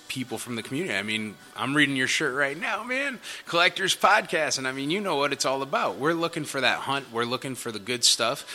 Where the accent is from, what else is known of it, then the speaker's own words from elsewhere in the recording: Nashville, Tennessee, United States; I'm from Nashville and I love Nashville